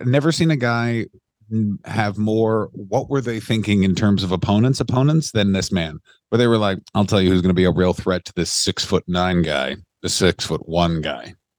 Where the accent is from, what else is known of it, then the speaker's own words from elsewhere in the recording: Canada; I'm Canadian